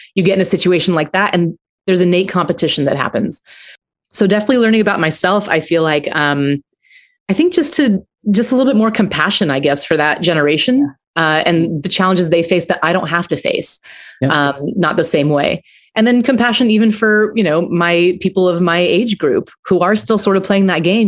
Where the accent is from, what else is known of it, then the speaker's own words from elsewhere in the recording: Aurora, Colorado, United States; I grew up in Aurora, Colorado